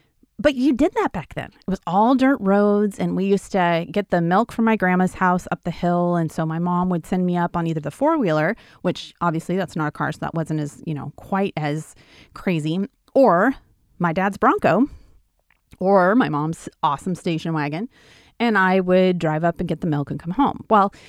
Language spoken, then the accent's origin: English; Wyoming, United States; So I grew up in Wyoming on a ranch. And when you grow up in Wyoming on a ranch, you, they pretty much let you do things that you kind of wouldn't do if you were just a city dweller, right?